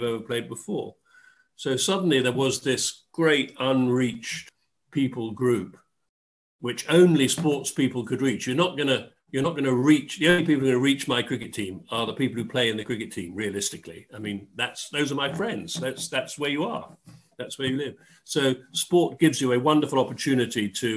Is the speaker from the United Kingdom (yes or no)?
yes; Dorset, South West England, United Kingdom; moved away; also born or lived in Oxford / London; I grew up in Dorset.